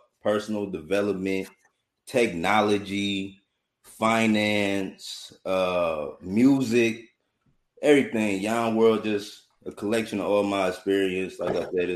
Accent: Detroit, Michigan, United States; I'm from Detroit

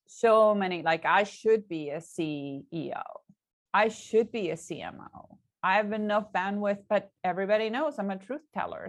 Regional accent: Puerto Rico; I'm Puerto Rican

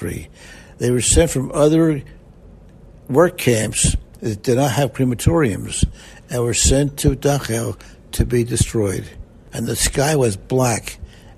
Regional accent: Winfield, United States; I was born in Winfield

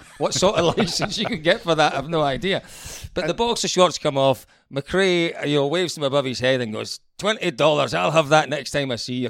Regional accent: Scotland, United Kingdom; As a Scottish person, yeah, absolutely.

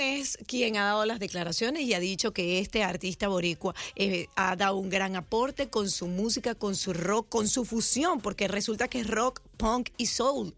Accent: Venezuela; now in United States; como venezolano

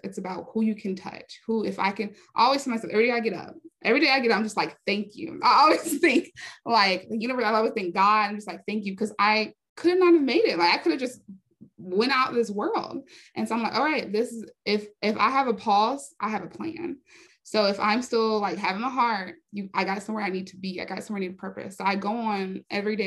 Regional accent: Raleigh, North Carolina, United States; moved away; also born or lived in Hollywood; I was raised in North Carolina in Raleigh, North Carolina

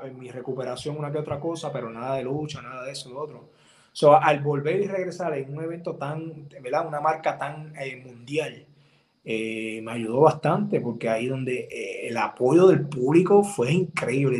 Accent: Puerto Rico; vengo de Puerto Rico

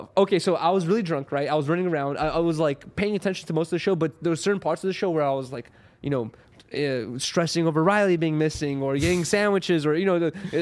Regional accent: Russia; now in United States; I was born in Russia, right?

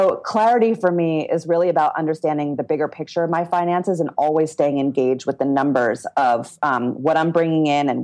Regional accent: Philadelphia, Pennsylvania, United States; I was raised

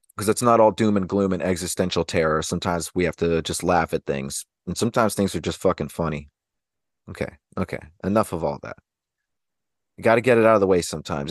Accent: Anchorage, Alaska, United States; I was raised in Alaska, so, you know, there's just, there's the minimal things out there, even in the places like Anchorage where I was around

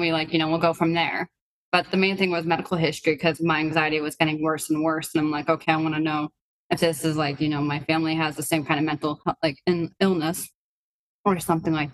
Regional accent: New Hampshire, United States; also born or lived in Biysk, Russia; I grew up in a small town in New Hampshire

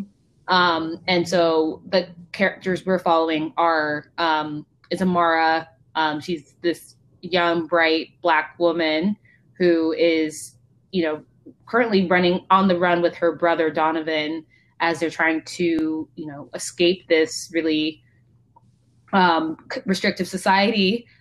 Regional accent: Palo Alto, California, United States; grew up in basically Palo Alto, Mountain View.

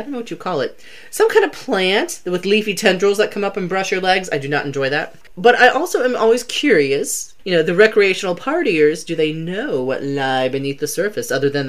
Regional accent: Columbia, South Carolina, United States; I grew up in Columbia, and my parents had a little speedboat

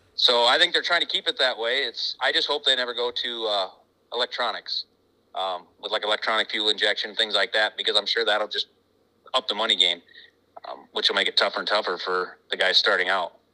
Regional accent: United States; I'm from America

